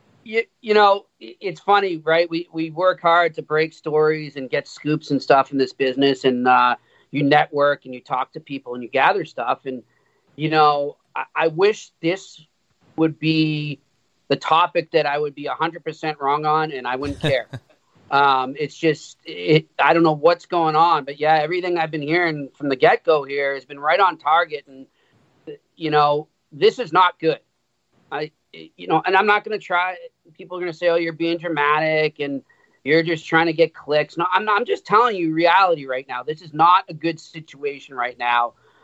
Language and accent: English; Boston, Massachusetts, United States; accent: Boston; I was in Montreal, man, and I was getting worried I was losing my Boston accent.